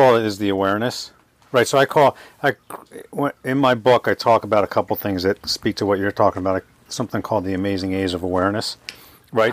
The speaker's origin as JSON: {"language": "English", "town": "Springfield", "region": "Pennsylvania", "country": "United States", "tie": "born or raised there", "said": "I grew up in Springfield, Delaware County"}